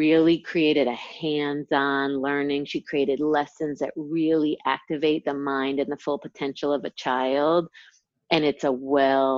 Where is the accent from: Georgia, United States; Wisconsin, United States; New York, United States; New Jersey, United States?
New York, United States; 60 miles north of New York City, United States; But when I was two, we moved to a country. It was like about 60 miles north of New York City